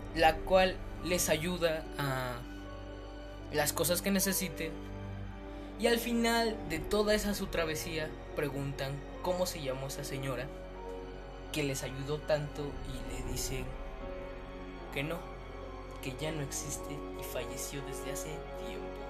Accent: Mexico; como yo soy mexicano, viví mi niñez con esa

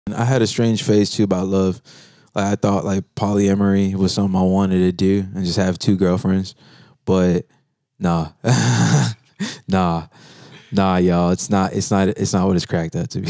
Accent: Central Florida, United States; I'm from Central Florida

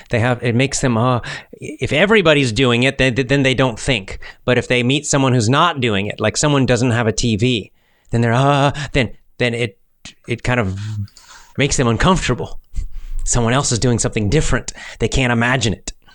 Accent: Georgia, United States; That's my home state. I'm a Georgia boy. I grew up in Georgia

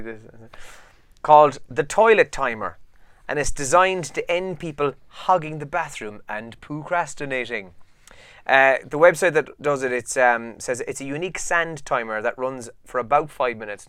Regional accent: Ireland; as Irish people

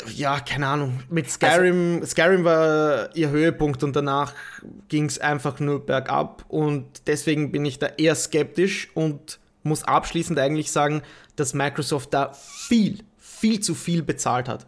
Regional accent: Austria; als Österreicher

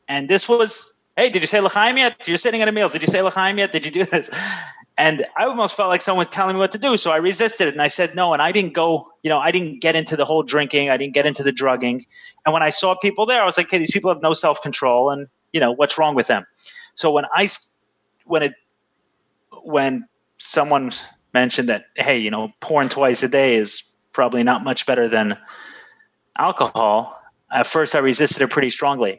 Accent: New York City, New York, United States; I grew up in Brooklyn in the 90s

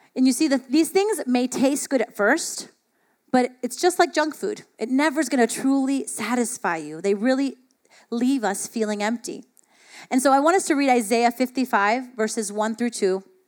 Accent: South Florida, United States; I grew up in South Florida

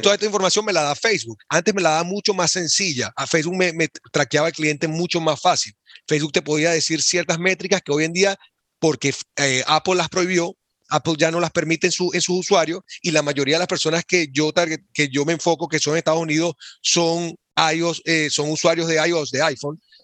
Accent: Venezuela; moved away as an adult; now in Boston, United States; nací y crecí en Venezuela

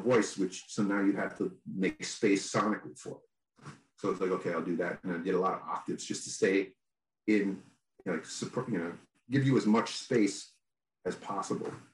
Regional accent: New York, United States; I'm from New York

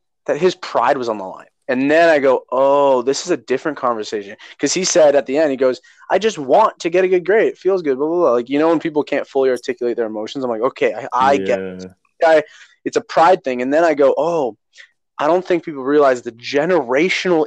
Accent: Canada; right now I identify as Canadian

